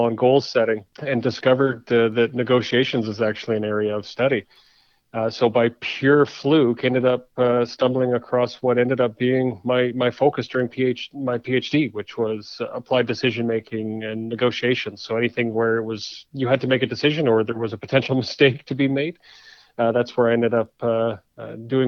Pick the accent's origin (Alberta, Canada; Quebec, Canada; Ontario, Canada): Alberta, Canada; Calgary; moved away as an adult; also born or lived in Toronto / Winnipeg; I was fortunate enough to grow up in Calgary